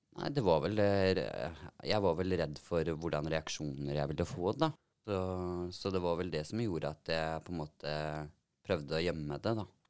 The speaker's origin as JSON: {"language": "Norwegian", "region": "Telemark", "country": "Norway", "tie": "born or raised there", "said": "Jeg eh, bor i Telemark og har bodd der så å si hele livet."}